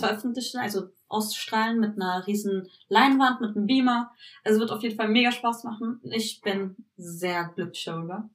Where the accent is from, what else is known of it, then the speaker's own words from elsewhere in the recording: Berlin, Germany; first language Turkish; German is a second language; ich bin Berlinerin, komplett.